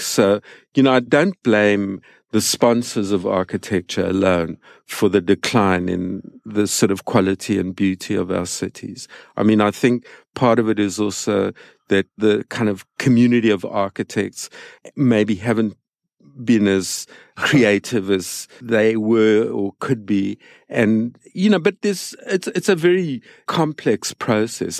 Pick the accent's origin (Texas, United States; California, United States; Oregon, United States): California, United States; San Francisco; my hometown, which is San Francisco